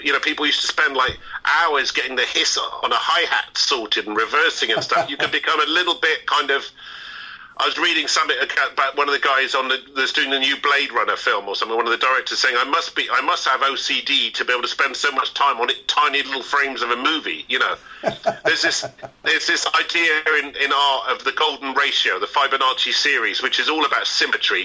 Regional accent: Bristol, South West England, United Kingdom; growing up in Bristol

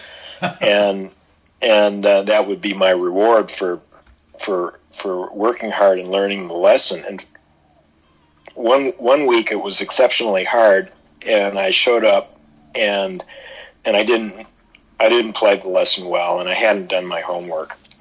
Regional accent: Ann Arbor, Michigan, United States; I grew up in Ann Arbor

